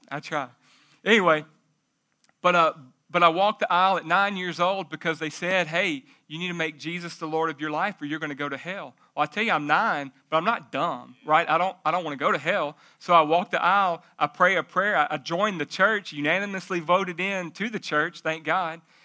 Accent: Jacksonville, United States; I'm from Jacksonville, but it ain't that bad

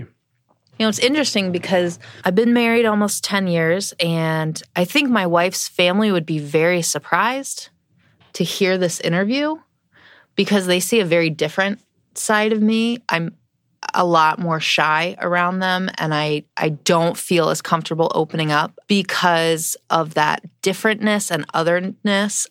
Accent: East Coast, United States; I grew up on the East Coast

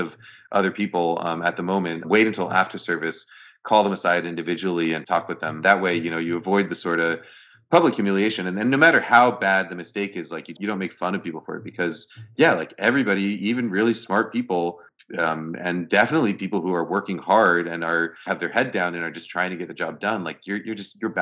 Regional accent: New York, United States; moved away as an adult; now in Bay Area, United States; grew up in New York, and I lived in New York for a long time, and then I moved here 5 years ago to the Bay Area.

